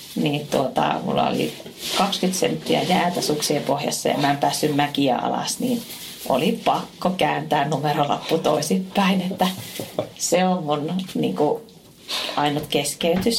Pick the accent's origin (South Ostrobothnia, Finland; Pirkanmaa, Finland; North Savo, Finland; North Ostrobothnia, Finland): North Ostrobothnia, Finland; Oulu; aika paljon teen semmoisia hommia tuolla kotipuolessa Oulussa